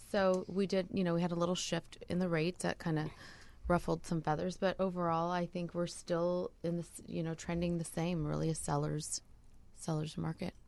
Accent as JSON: {"language": "English", "region": "Southern California", "country": "United States", "tie": "born or raised there", "also_born_or_lived": "Costa Rica", "lives_now": "San Diego, United States", "said": "I was born and raised in Southern California"}